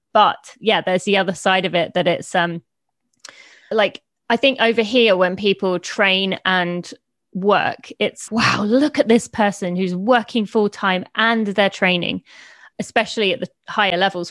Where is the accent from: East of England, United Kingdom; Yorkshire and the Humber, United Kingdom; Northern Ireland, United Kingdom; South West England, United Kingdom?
East of England, United Kingdom; also born or lived in Indiana, United States; I am from just north of London, uh, in England, although I did live in Indiana for three years when I was two to five